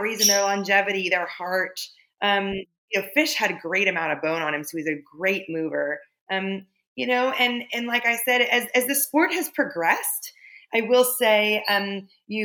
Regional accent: California, United States; moved away; I was born and raised in California.

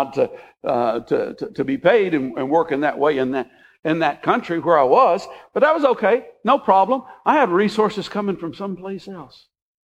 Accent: United States; moved away as an adult; I was a citizen of the United States

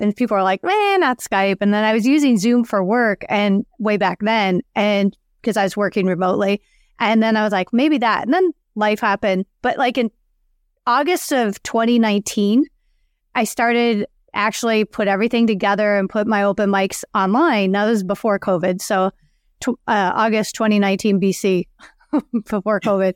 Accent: outside of Chicago, Illinois, United States; moved away; I grew up outside of Chicago

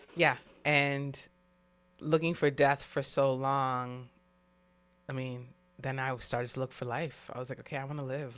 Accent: New York City, New York, United States; I'm from New York City

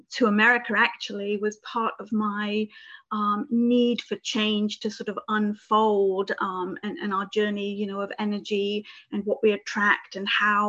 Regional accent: Reading, South East England, United Kingdom; moved away as an adult; also born or lived in Albany / Florida; now in United States; I come from the United Kingdom, right southwest of London in Reading in Berkshire, which is near Windsor.

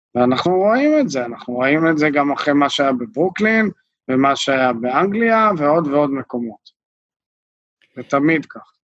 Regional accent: Israel; אנחנו כישראלים

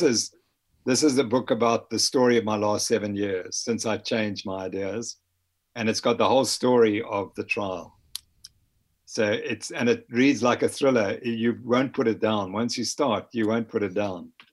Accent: Harare, Zimbabwe; also born or lived in north of England (parents); I was born in Harare, Zimbabwe

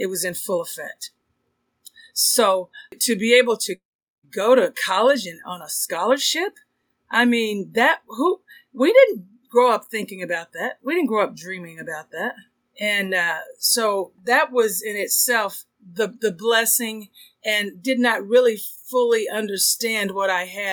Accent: Texas, United States; I'm from Texas

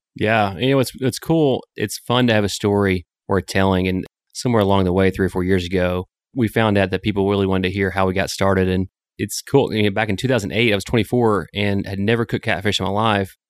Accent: Sling County, Arkansas, United States; also born or lived in Dallas, Texas; now in Northwest Arkansas, United States; we grew up in Sling County, what I call the s, iconic southern farm

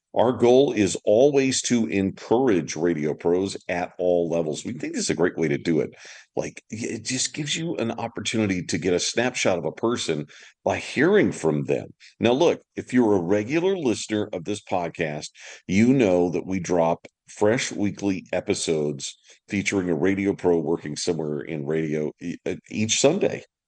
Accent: Deep South, United States; accent: Southern; moved away as an adult; also born or lived in California; I was from the deep South, so I had a, a terrible Southern accent

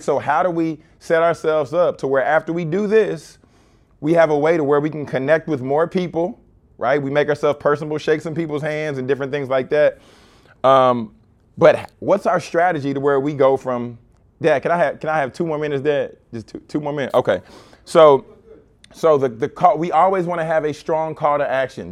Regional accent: Baton Rouge, Louisiana, United States; growing up in Baton Rouge.

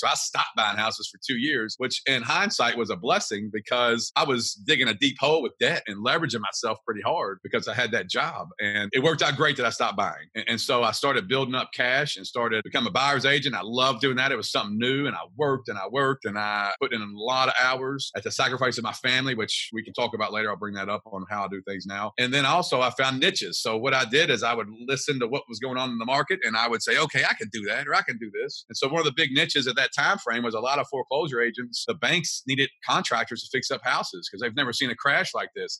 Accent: Kentucky, United States; I'm from Kentucky.

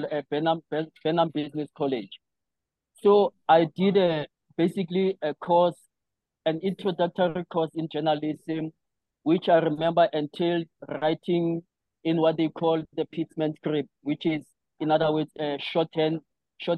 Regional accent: Johannesburg, Gauteng, South Africa; also born or lived in Cape Town / Limpopo; now in Johannesburg, South Africa; I briefly came back to Pimville to do the latter part of my primary school and started high school

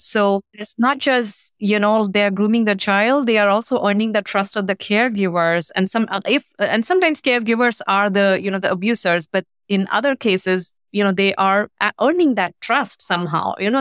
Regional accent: India; moved away; I grew up in India.

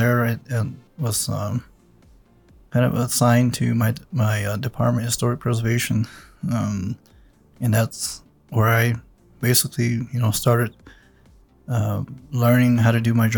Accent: Mescalero, New Mexico, United States; Grew up on Old Road

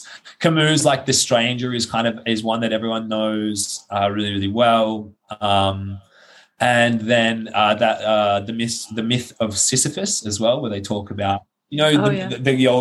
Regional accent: Australia; moved away as an adult; now in Iceland; as an Australian

